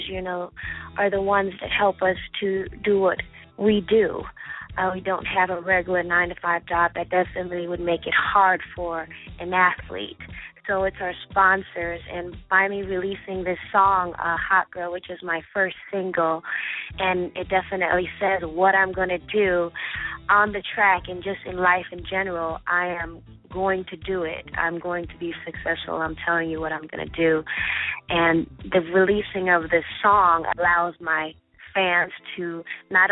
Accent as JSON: {"language": "English", "area": "Long Island", "region": "New York", "country": "United States", "tie": "born or raised there", "also_born_or_lived": "Jamaica", "said": "I was born in Jamaica, and I left Jamaica when I was 6 years old, and I moved to New York, and I went to Uniondale High School"}